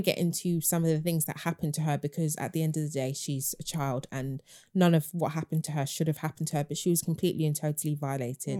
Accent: London, United Kingdom; I grew up in Hackney

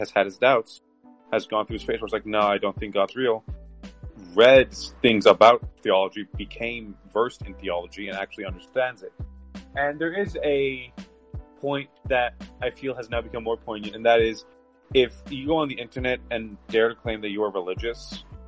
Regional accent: Canada; I'm not American. I'm Canadian

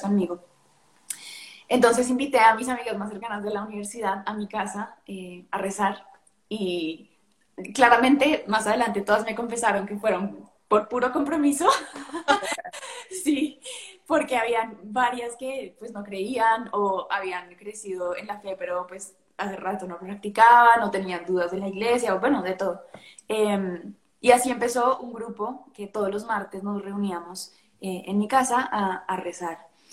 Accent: Colombia; moved away as an adult; also born or lived in Spain / Boston; now in Madrid, Spain; soy de Colombia, nací en Colombia, Em, estudié en España, después me fui a Boston a vivir un año y ahorita estoy de vuelta en Madrid

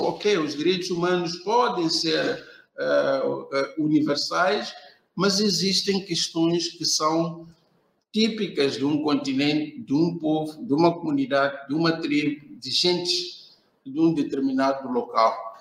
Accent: Beira, Sofala, Mozambique; eu sou de Moçambique, sou uh, especificamente da cidade da Beira, uh, onde resido e trabalho.

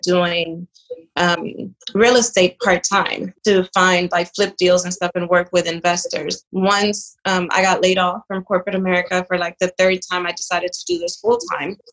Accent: Charlotte Amalie, U.S. Virgin Islands; born or raised there; also born or lived in Dominican Republic; now in Houston, United States

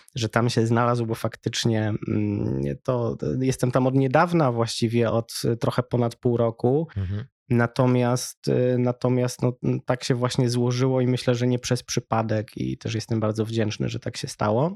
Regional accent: Wrocław, Lower Silesian Voivodeship, Poland; wychowałem się we Wrocławiu

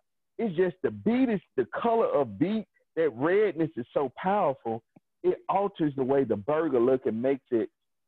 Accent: Mississippi, United States; growing up in Mississippi, having a smokehouse

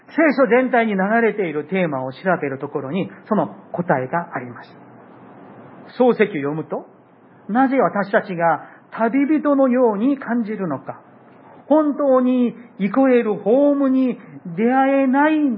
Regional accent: South Korea; now in Japan; 私の、あの韓国の、えー、まあ、私にもふるさとがある

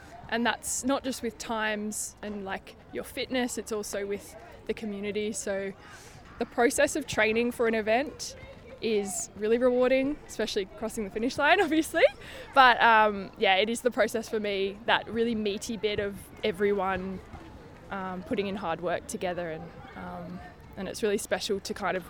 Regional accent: Melbourne, Victoria, Australia; now in London, United Kingdom; I live in Dalston in Hackney, but I'm originally from Melbourne, Australia.

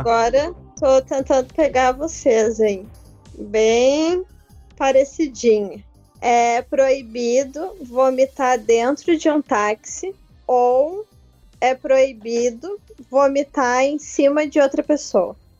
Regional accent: Gaúcha, Rio Grande do Sul, Brazil; Eu sou gaúcha

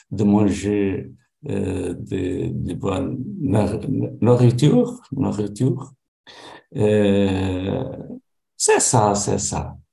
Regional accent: Portugal; French is a second language; Je, je suis portugais. Je vis, euh, je vis euh, près à Lisbonne. la capitale.

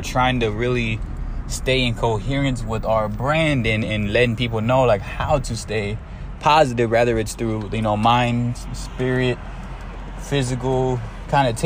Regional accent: San Antonio, Texas, United States; I'm from San Antonio, Texas

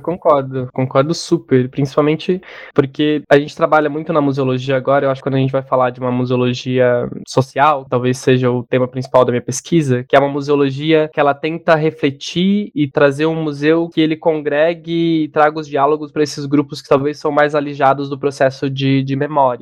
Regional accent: Joanópolis, São Paulo, Brazil; moved away as an adult; also born or lived in Rosana, São Paulo; now in São Paulo, Brazil; nasci no interior de São Paulo, uma cidade bem pequena chamada Joanópolis.

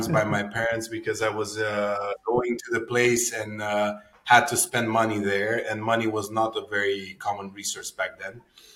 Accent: Cluj-Napoca, Cluj County, Romania; I'm a born and raised Cluj folk

